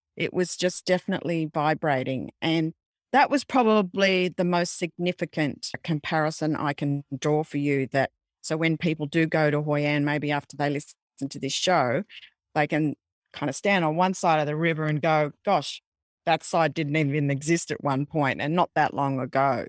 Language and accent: English; Australia; being an Australian